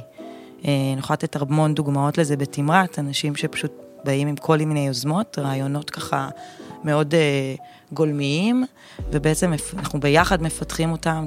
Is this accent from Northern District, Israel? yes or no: yes; Kfar Yehoshua, Northern District, Israel; אני מכפר יהושע, מעמק יזרעאל, גדלתי בעמק